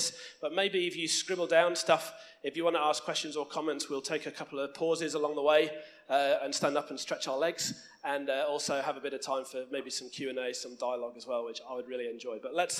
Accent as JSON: {"language": "English", "country": "United Kingdom", "tie": "born or raised there", "moved": "as an adult", "lives_now": "Launceston, Australia", "said": "We grew up in another small island that you might have heard of, off the northwest coast of France, somewhere known as the previously United, Kingdom."}